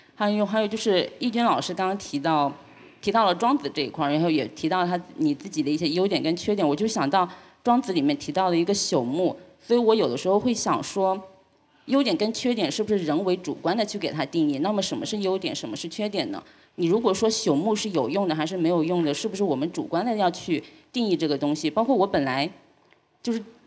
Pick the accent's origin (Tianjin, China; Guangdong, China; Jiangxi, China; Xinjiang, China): Jiangxi, China; Jiujiang; 我小时候经历，因为我是九江人，就是九八年的时候大洪水